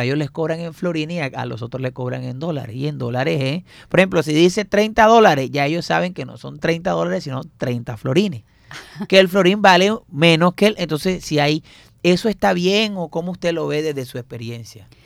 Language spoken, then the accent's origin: Spanish; Barranquilla, Atlántico, Colombia; yo soy barranquillero ya